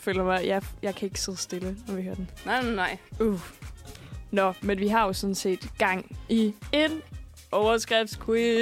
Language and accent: Danish; Borup, Zealand, Denmark; jeg er vokset op øh, i Borup, lige, øh, lige syd for Roskilde